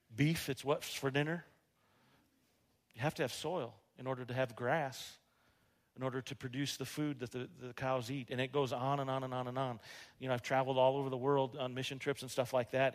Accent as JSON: {"language": "English", "town": "Rapid City", "region": "South Dakota", "country": "United States", "tie": "born or raised there", "moved": "as an adult", "said": "I grew up here in Rapid City, and I had a Spanish teacher at Rapid City uh, Stevens"}